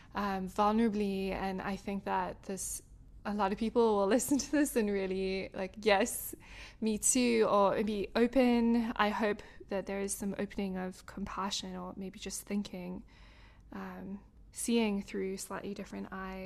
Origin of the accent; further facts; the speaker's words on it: South Africa; now in United States; Because I'm from somewhere different. And so when I'm here, I'm South African, but when I'm in South Africa, I'm American.